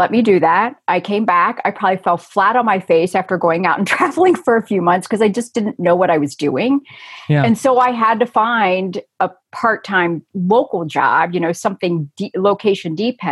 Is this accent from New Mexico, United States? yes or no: no; Cincinnati, Ohio, United States; moved away as an adult; also born or lived in Colorado; I'm from Cincinnati, Ohio, which is where I am now.